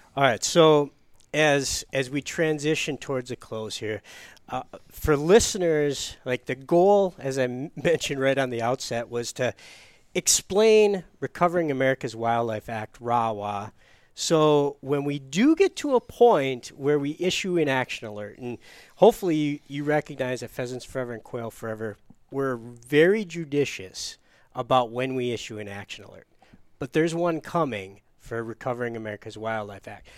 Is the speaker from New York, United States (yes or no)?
no; Upper Peninsula, Michigan, United States; so I grew up in Upper Peninsula, Michigan